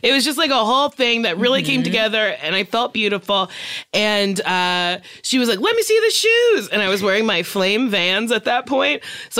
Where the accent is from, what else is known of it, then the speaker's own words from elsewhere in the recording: Barbados; We're both from Barbados.